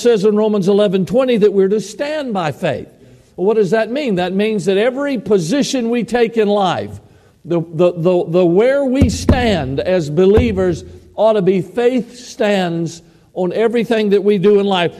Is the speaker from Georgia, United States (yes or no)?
yes; Georgia, United States; moved away as an adult; now in Idaho, United States; many years there in my home state of Georgia. I had ministered for 30 years there.